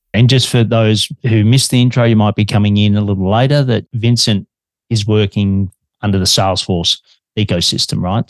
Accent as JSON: {"language": "English", "country": "Australia"}